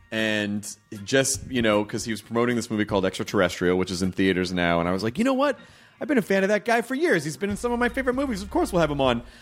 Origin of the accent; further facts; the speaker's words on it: Toronto, Ontario, Canada; I'm from Toronto, yeah.